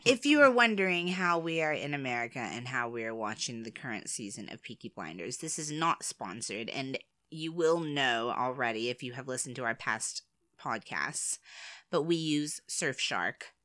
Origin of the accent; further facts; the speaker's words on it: United States; I'm American.